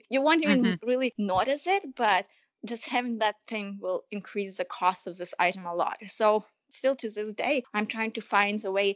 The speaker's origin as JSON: {"language": "English", "country": "Ukraine", "tie": "born or raised there", "moved": "yes", "said": "growing up in Ukraine"}